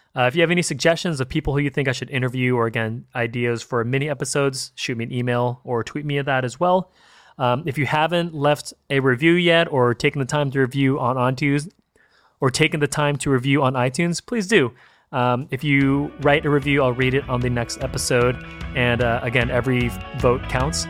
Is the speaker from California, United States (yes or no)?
yes; Bay Area, California, United States; growing up in California and in the Bay Area